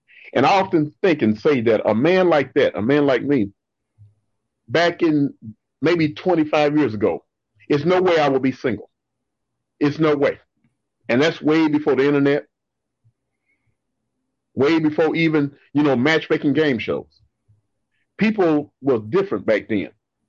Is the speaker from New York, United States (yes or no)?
no; Moody, Texas, United States; moved away as an adult; now in Dallas, United States; From a town called Moody. It's in Central Texas, on the other side of Waco.